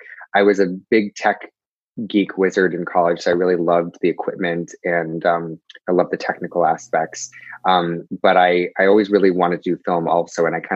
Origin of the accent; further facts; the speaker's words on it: California, United States; born there; also born or lived in England / Connecticut; I was born in California, and then I moved to England, and then I moved to Connecticut, and then I moved here.